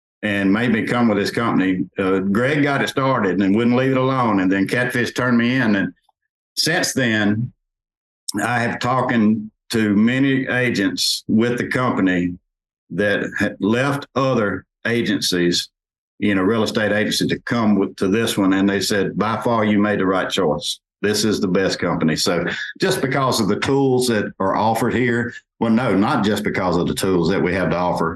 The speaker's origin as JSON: {"language": "English", "town": "Natchez", "region": "Mississippi", "country": "United States", "tie": "born or raised there", "said": "my hometown, Natchez"}